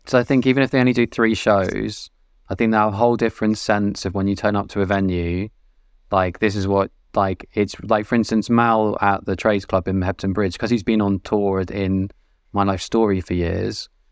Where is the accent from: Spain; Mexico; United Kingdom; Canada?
United Kingdom; Weymouth, South West England; I worked in a venue growing up in Weymouth